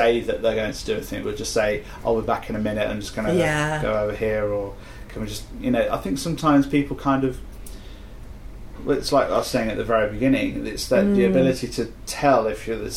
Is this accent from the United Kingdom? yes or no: yes; United Kingdom; we're very British.